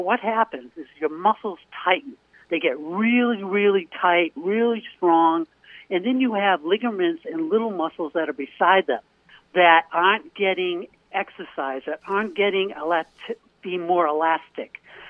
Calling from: Portland, Maine, United States; It's … from Portland, Maine.

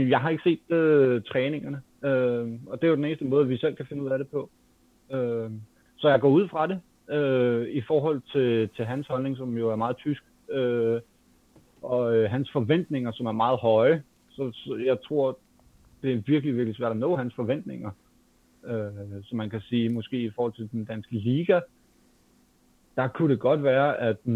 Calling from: Capital Region of Denmark, Denmark; Jamen, øh, jeg kommer fra Nordvest.

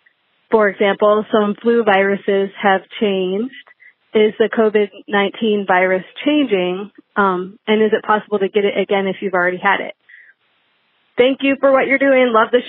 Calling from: Nashville, Tennessee, United States; I'm calling from Nashville, Tennessee.

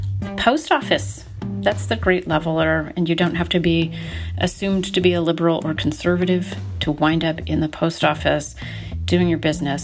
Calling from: central Oregon, United States; I'm calling from the edge of the forest near the desert in central Oregon.

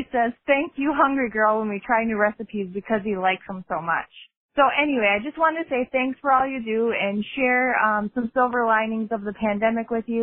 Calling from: Wisconsin, United States; I'm calling from Wisconsin

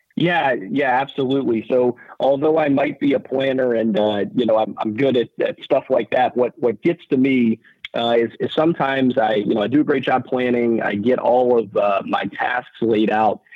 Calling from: Oahu, Hawaii, United States; So I am calling, uh, from Oahu this morning.

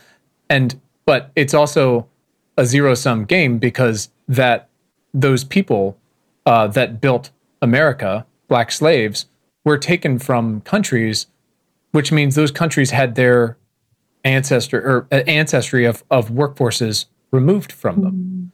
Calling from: Williamsburg, Virginia, United States; I'm calling you from Colonial Williamsburg, Virginia

